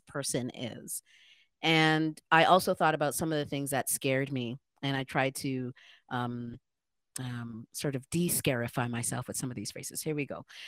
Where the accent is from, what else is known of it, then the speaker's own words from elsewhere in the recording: Ghana; now in Toronto, Canada; I'm also Black, I'm an African, I'm a Ghanaian, I'm an immigrant